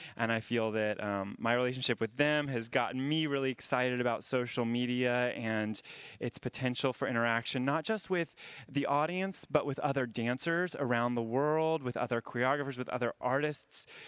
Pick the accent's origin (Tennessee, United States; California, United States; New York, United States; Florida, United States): Florida, United States; Jacksonville; moved away as an adult; also born or lived in Boston; I grew up in Jacksonville, Florida